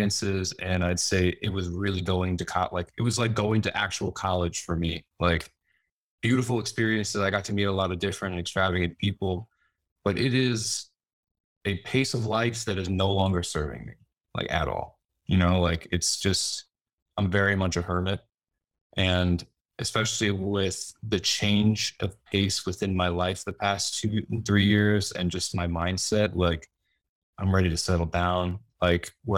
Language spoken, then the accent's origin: English; Westchester, New York, United States; also born or lived in Fairfield County, Connecticut; now in New York City, United States; I was born here. I grew up in Westchester and then moved to Connecticut when I was a little older.